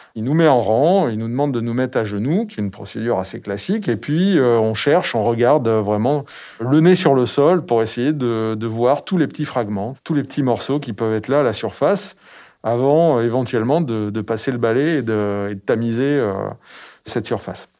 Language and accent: French; Périgord, Nouvelle-Aquitaine, France; J'ai grandi dans le Périgord